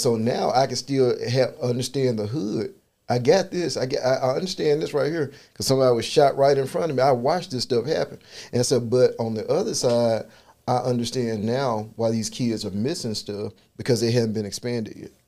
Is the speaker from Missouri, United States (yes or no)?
no; Memphis, Tennessee, United States; I'm from South Memphis